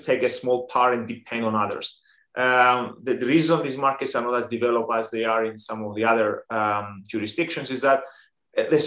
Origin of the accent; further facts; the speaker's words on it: Cyprus; moved away as an adult; now in Greece; We're both from Cyprus, and we spent actually most of our adult lives abroad